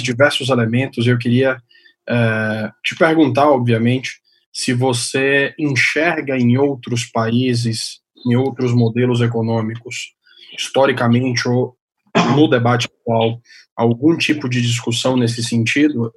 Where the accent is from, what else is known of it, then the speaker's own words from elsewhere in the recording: Salvador, Bahia, Brazil; como de Salvador, como baiano